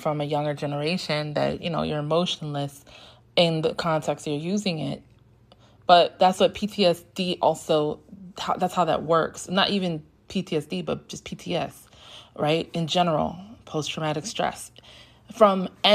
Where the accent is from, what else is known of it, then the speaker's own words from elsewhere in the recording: New York City, New York, United States; I grew up in New York in the 90s. And I was downtown Brooklyn.